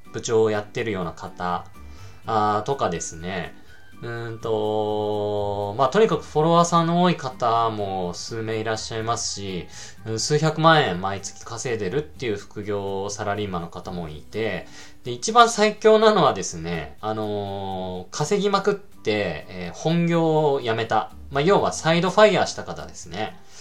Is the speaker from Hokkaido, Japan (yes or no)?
yes; Sapporo, Hokkaido, Japan; 僕の地元札幌の方で